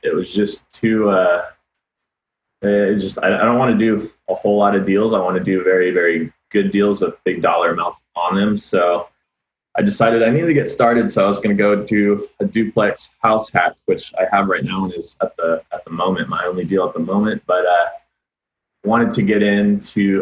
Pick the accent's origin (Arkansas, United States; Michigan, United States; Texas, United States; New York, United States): Texas, United States; Austin; also born or lived in Arlington, Texas; I was born in Arlington, Texas. So. Kind of the Dallas-Fort Worth area. Moved here when I was 3, and I've loved it ever since.